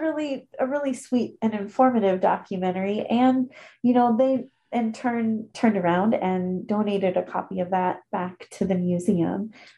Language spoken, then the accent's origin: English; Florida, United States; now in Ketchikan, United States; back when I was growing up, you know, we had like many, many radio stations in my hometown in Florida.